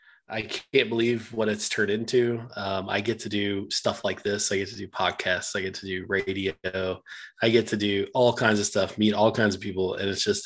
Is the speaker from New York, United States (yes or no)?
no; Mounds, Oklahoma, United States; also born or lived in Norman, Oklahoma; I'm actually from Oklahoma. I'm from a tiny town in Oklahoma.